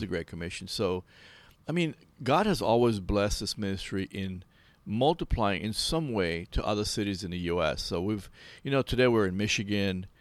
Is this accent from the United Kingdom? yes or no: no; Belize; I'm from Belize, so Guatemala is my neighbor.